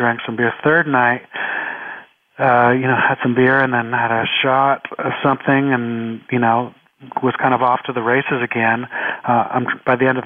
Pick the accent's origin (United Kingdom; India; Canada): Canada; now in Los Angeles, United States; I'm Canadian